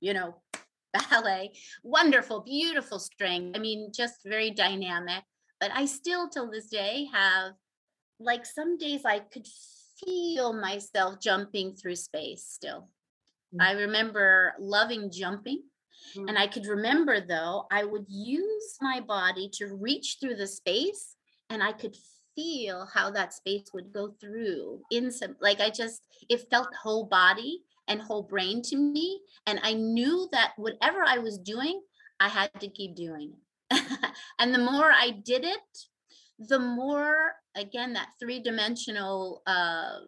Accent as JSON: {"language": "English", "town": "Philadelphia", "region": "Pennsylvania", "country": "United States", "tie": "born or raised there", "said": "I grew up in South Philadelphia"}